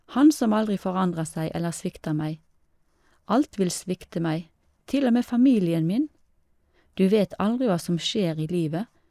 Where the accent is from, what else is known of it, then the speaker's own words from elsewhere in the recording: Lebanon; jeg er libaneser og kristen.